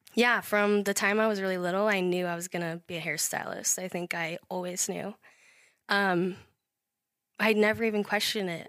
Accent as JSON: {"language": "English", "town": "Idaho Falls", "region": "Idaho", "country": "United States", "tie": "born or raised there", "said": "born and raised in Idaho Falls"}